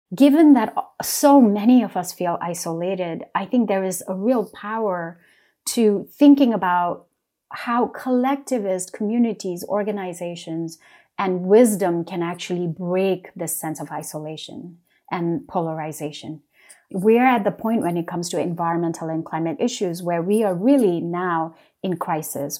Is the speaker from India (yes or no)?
yes; West Sikkim, India; now in United States; For part of my childhood, I was raised in West Sikkim